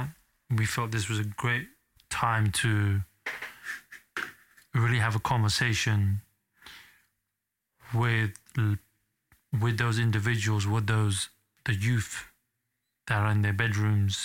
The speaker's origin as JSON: {"language": "English", "town": "Bedford", "region": "East of England", "country": "United Kingdom", "tie": "born or raised there", "said": "I grew up in Bedford, a small town outside of like an hour, 2 hour drive from London, where I was raised"}